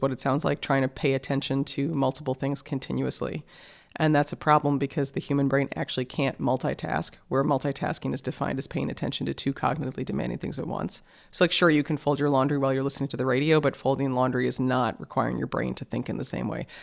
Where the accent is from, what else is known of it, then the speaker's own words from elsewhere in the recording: New York City, New York, United States; I grew up in New York City, like, in the middle of the city